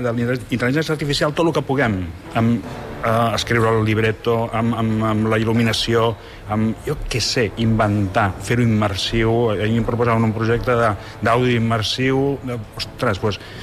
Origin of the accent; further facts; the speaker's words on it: Barcelona, Catalonia, Spain; és la meva vila, Vila de Gràcia, on he nascut